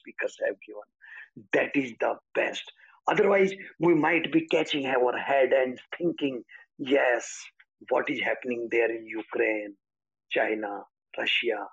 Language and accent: English; India; I'm life coach from India